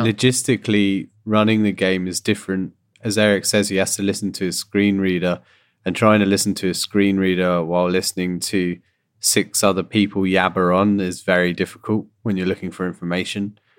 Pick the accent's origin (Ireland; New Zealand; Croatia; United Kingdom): United Kingdom; now in Canada; my background in general is that I'm from Britain, as you can hear. I moved to Canada.